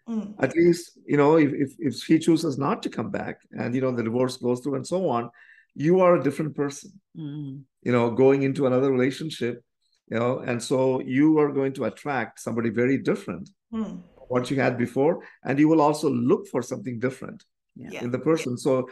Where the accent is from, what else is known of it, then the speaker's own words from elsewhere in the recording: Canada; So we are … from Canada.